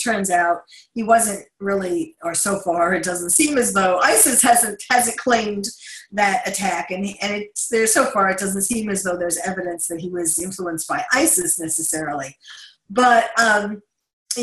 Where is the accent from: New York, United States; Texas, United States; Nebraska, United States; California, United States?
New York, United States; New York City; accent: New York; moved away; I'm born and raised in New York City